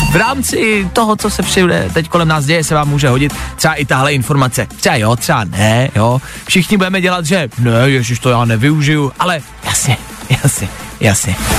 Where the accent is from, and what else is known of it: Czechia